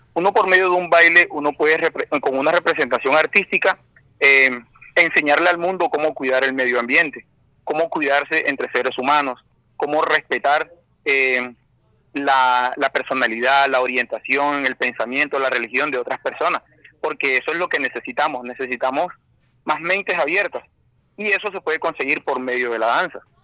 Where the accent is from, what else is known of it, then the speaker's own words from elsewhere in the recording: Barranquilla, Atlántico, Colombia; oriundo de Barranquilla toda la vida, nacido y con el favor de Dios, pues mis días terminarán también aquí en mi tierra